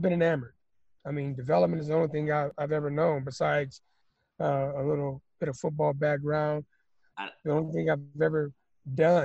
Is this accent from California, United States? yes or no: yes; Los Angeles, California, United States; I grew up I'm a native of South Central Los Angeles